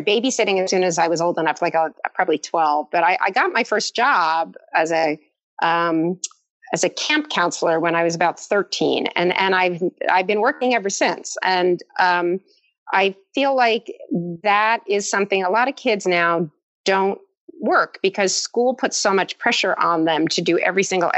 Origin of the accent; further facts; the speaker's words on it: East Brunswick, New Jersey, United States; I grew up in East Brunswick, and I played the viola.